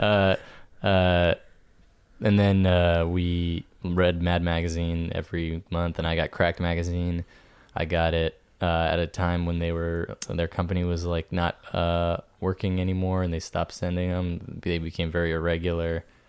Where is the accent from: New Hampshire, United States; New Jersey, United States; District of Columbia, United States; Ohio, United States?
New Hampshire, United States; moved away; New Hampshire